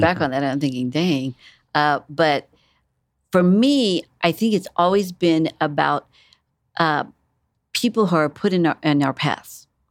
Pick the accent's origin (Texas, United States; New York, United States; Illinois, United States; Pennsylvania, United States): Texas, United States; San Antonio; moved away; also born or lived in Corpus Christi, Texas; I'm, um, originally from South Texas. Um, I was born in San Antonio